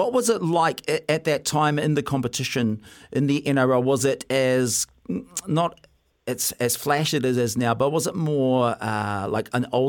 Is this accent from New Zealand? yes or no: yes; New Zealand; But for us back in New Zealand here